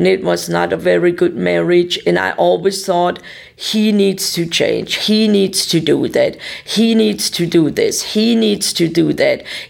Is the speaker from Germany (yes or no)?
yes; Germany; English is a second language; moved away as an adult; now in Tulsa, United States; I was from Germany